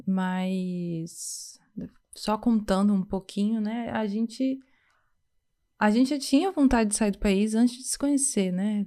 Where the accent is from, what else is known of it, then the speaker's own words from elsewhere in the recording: Vitória, Espírito Santo, Brazil; moved away as an adult; now in Montreal, Canada; A gente vem do Brasil, mais especificamente de Vitória, no Espírito Santo